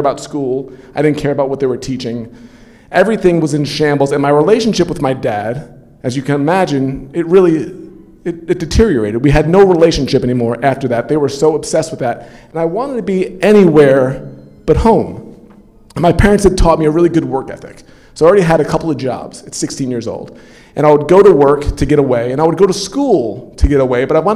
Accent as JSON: {"language": "English", "region": "New York", "country": "United States", "said": "I come from New York"}